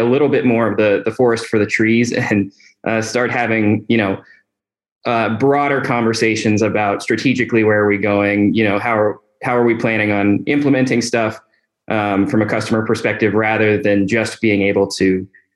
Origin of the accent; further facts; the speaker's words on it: Northern Virginia, United States; I'm originally from the Northern Virginia area, so not too far from home